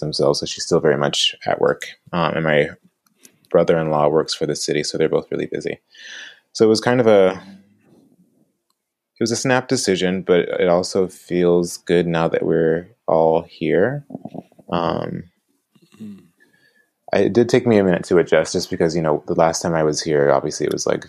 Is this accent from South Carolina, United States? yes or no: yes; Orangeburg, South Carolina, United States; now in Long Beach, United States; I grew up in Orangeburg, South Carolina